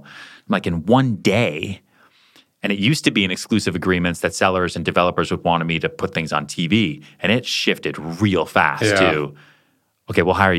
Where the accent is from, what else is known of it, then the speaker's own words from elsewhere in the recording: Colorado, United States; I'll do a house tour of the house that I grew up in Colorado, put my parents on camera